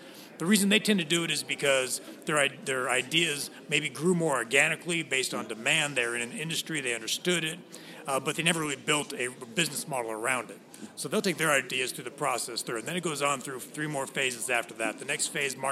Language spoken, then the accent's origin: English; West Coast, United States; moved away as an adult; also born or lived in Washington, D.C. / Tel Aviv; originally, I grew up on the West Coast.